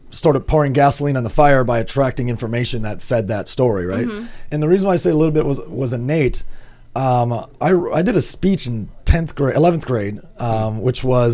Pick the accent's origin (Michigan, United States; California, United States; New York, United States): Michigan, United States; Grand Rapids; I'm from Grand Rapids, Michigan, originally.